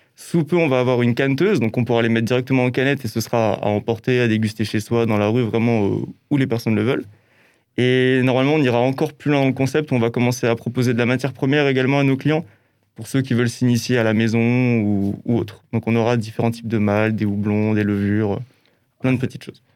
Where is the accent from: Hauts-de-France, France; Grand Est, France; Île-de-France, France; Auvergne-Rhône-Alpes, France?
Grand Est, France; Alsace; born or raised there